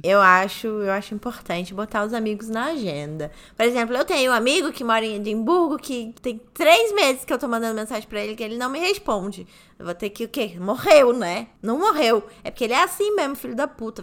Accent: Brazil; Sou brasileira

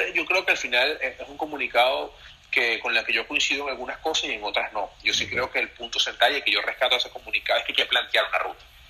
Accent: Venezuela; moved away as an adult; debemos reconciliarnos como venezolanos

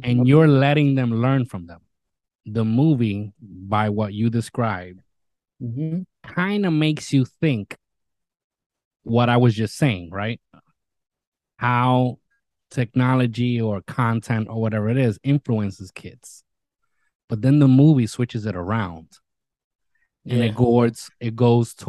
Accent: New York City, New York, United States; my hometown, New York City

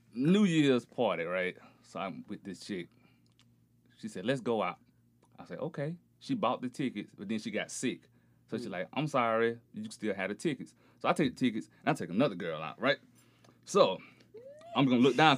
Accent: Beatrice, Alabama, United States; also born or lived in Auburn, Alabama; I'm originally from Alabama

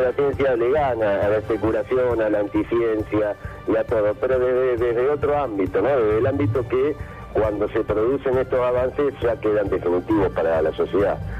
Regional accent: Argentina; como argentino

